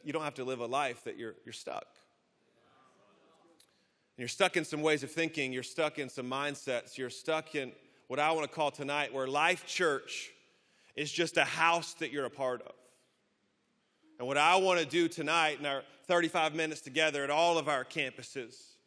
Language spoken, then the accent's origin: English; Birmingham, Alabama, United States; accent: Southern; now in Orlando, United States; I am from Orlando, Florida, originally from Birmingham, Alabama. You may hear the accent a little bit, a little slower in the South.